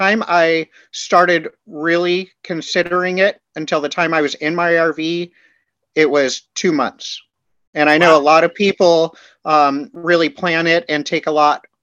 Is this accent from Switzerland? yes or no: no; California, United States; moved away; I am from California